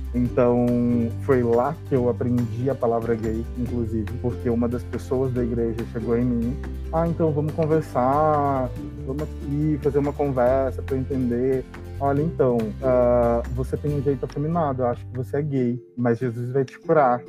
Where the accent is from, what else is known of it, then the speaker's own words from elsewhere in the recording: Maranhão, Brazil; eu sou do Maranhão.